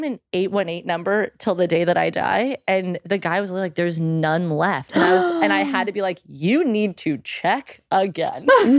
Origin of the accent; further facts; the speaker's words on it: the Valley, California, United States; I grew up in the Valley. I'm like full Valley girl.